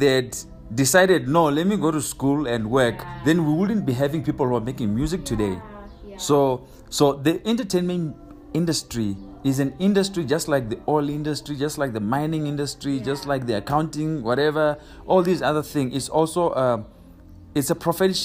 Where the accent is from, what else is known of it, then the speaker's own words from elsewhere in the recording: Bulawayo, Zimbabwe; moved away as an adult; now in Botswana; I was born and raised in Bulawayo, Zimbabwe